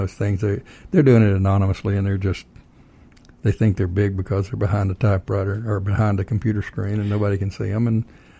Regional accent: Texas, United States; moved away as an adult; Yeah, I don't disagree with that at all, even though I'm originally from Texas.

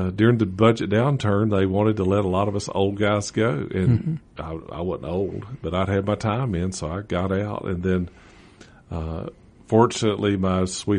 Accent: East Tennessee, United States; moved away as an adult; now in Georgia, United States; I'm from East Tennessee.

